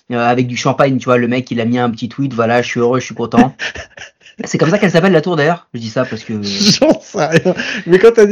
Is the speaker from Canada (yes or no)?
yes; Quebec, Canada; moi, je suis de Québec. Voilà